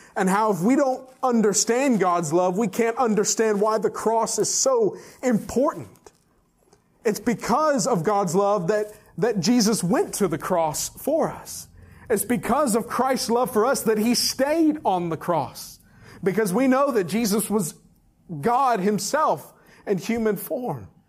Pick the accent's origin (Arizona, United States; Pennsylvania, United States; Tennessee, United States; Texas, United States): Texas, United States; now in Fayetteville, United States; my home state of Texas and then my current state of Arkansas